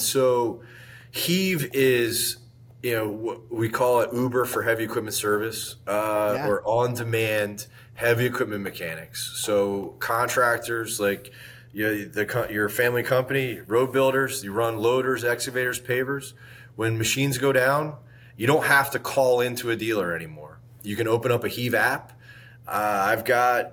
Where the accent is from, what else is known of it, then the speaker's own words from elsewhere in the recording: Northeast, United States; moved away as an adult; also born or lived in South Beach, Miami, Florida; now in Tampa, United States; I was from the Northeast